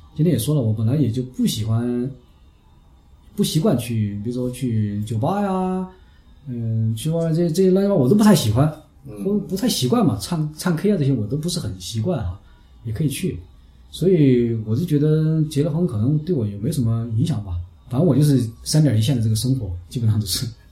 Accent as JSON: {"language": "Chinese", "region": "Hunan", "country": "China", "also_born_or_lived": "Chongqing", "moved": "yes", "lives_now": "Chengdu, China", "said": "南方人嘛，我们湖南人"}